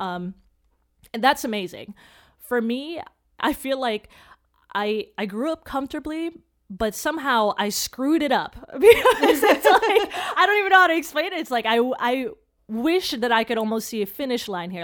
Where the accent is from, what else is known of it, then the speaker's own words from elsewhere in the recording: Chicago, Illinois, United States; I grew up in Chicago